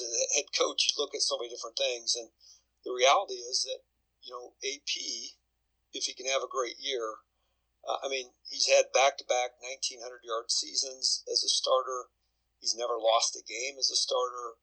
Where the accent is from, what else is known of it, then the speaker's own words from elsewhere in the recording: Iowa, United States; I grew up in Iowa